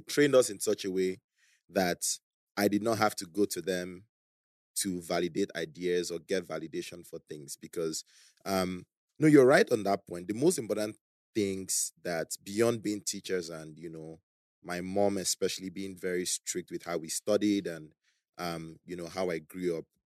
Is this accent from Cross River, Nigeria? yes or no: yes; Calabar, Cross River, Nigeria; also born or lived in Beijing, China; now in Lagos, Nigeria; when I was eight, we moved to Calabar because my parents got a job there